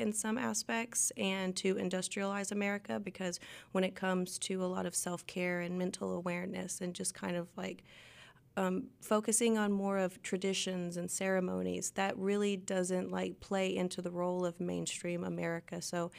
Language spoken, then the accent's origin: English; Arkoma, Oklahoma, United States; also born or lived in Fort Smith, Arkansas; Yes, I was born in Fort Smith, lived on State Line Road. I grew up half of my life in Arkoma, which is a very small town right across the Arkansas border.